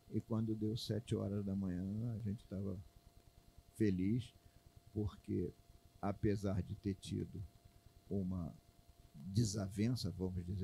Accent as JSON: {"language": "Portuguese", "region": "Pará", "country": "Brazil", "said": "eu vim do Pará, é, a minha emoção muito grande ele ver. Eu digo, legal não, porque eu no Pará eu tinha é é, é, é, dificuldade, eu morava, tinha que andar um pouco longe para poder ter uma televisão boa."}